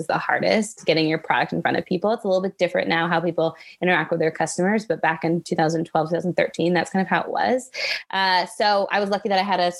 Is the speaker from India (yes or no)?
no; Richmond Hill, Ontario, Canada; also born or lived in United States / Toronto / British Columbia; I only lived there till I was three. So I've pretty much lived in Canada my whole life